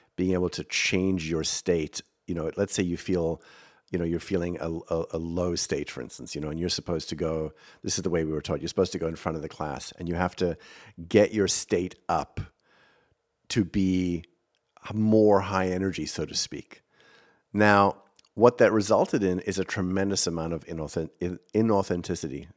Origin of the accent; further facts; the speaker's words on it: South Africa; accent: South African; moved away as an adult; now in United States; I am from South Africa. I do speak funny.